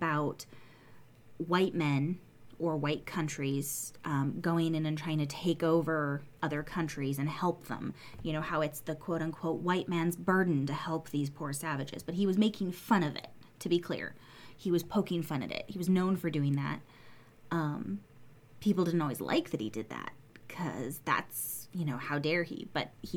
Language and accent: English; United States; I'm an American